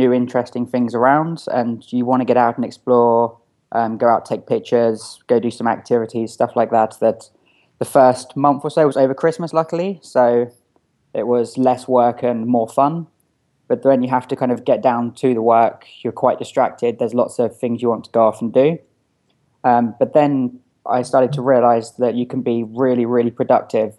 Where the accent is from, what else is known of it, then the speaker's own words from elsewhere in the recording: Eastbourne, South East England, United Kingdom; moved away; I'm originally from a small town called Eastbourne in England. I think it's got the highest volume of over 60s per square foot anywhere in the world.